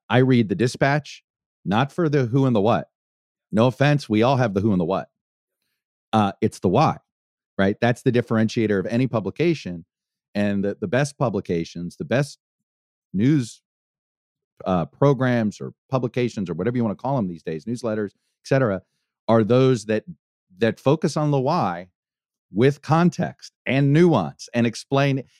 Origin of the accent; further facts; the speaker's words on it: Miami, Florida, United States; my hometown team